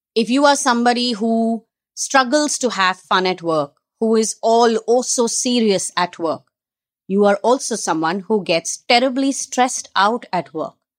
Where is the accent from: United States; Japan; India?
India; Mumbai, Maharashtra; I'm a girl who's been born and brought up in Bombay